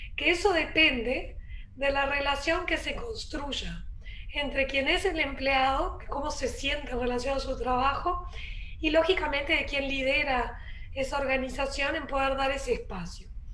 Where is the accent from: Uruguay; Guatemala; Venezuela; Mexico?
Uruguay; also born or lived in Rio de Janeiro, Brazil / Berkeley, California, United States / San Francisco, California, United States; now in Punta del Este, Uruguay; Yo de hecho soy uruguaya, pero viví 20 años afuera